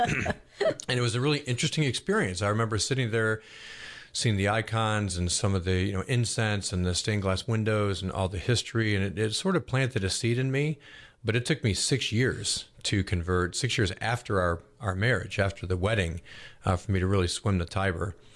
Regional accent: Buffalo, New York, United States; now in Roswell, United States; I grew up in Buffalo, New York, which is a big Catholic

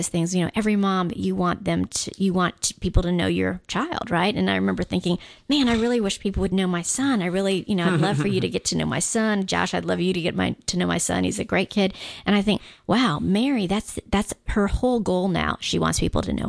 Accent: Guam; Growing up on Guam, because it's very much a Catholic island.

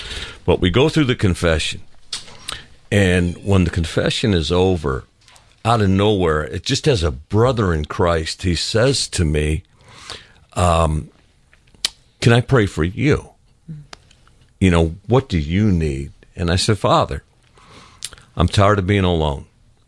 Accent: village near Bellevue, Ohio, United States; now in Lilburn, United States; three houses down from where I grew up as a kid was a St. Francis statue.

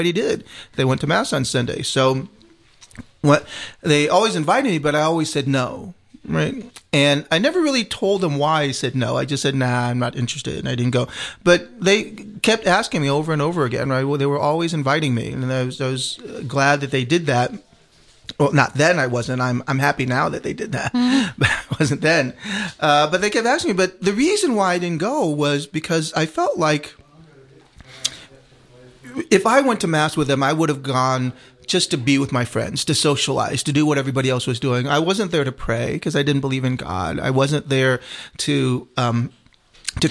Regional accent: Midwest, United States; also born or lived in Vietnam; now in Atlanta, United States; I was growing up in the Midwest, and I had some troubles with the elementary school I was

